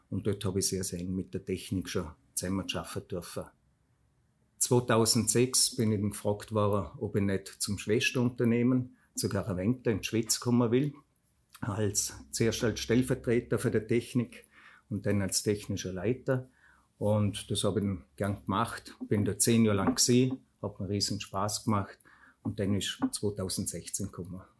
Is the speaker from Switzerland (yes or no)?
no; Fluh, Vorarlberg, Austria; Ursprünglich komme ich von der Flur bei Bregerz. Dort bin ich aufgewachsen wir haben dort im Elternhaus von meiner Mama gewo